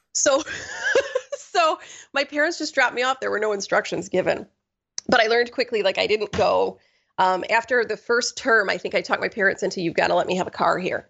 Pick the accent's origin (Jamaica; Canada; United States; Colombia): United States; Ortonville, Michigan; I grew up in Ortonville, which is barely a town.